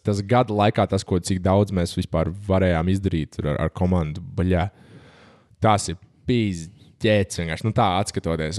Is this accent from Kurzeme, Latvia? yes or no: yes; Valdemārpils, Kurzeme, Latvia; es pats tur nāku no Valdemāra pilsētas, tāds maza pilsēta